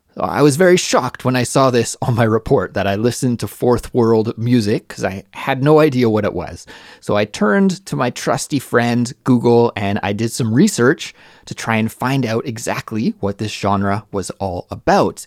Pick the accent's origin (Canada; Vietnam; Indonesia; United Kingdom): Canada; Canada, my home country